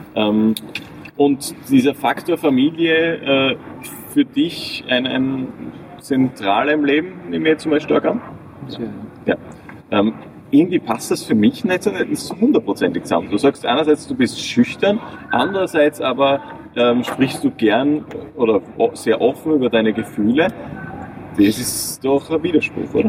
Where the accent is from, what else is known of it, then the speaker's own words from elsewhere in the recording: north of Graz, Styria, Austria; ich komme jetzt ein bisschen aus dem Norden von Graz